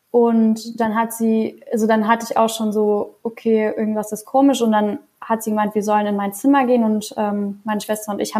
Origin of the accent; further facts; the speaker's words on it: Trier, Rhineland-Palatinate, Germany; Ich hatte einen ganz coolen Tag in, äh, in Trier, wo ich aufgewachsen bin